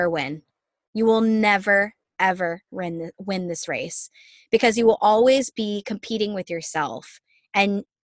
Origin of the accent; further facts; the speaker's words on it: Virginia, United States; now in Orlando, United States; I'm from Virginia originally